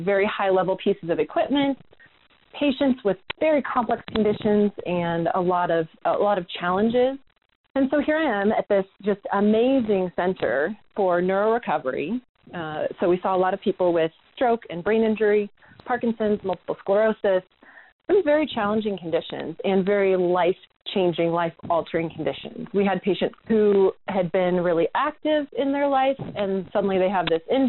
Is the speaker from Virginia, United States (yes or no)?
no; Eugene, Oregon, United States; also born or lived in Salem, Oregon / North Carolina; I grew up in Eugene, Oregon, and went to undergrad out here in Salem